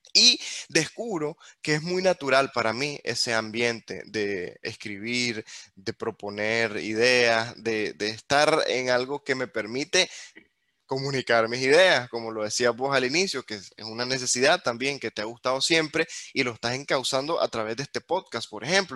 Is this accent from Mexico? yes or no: no; Nicaragua; nosotros como nicaragüenses crecimos sin tantas oportunidades